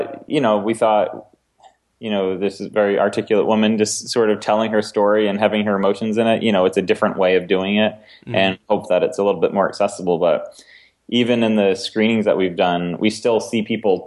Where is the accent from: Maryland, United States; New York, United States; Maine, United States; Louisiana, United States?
Maine, United States; I grew up in Maine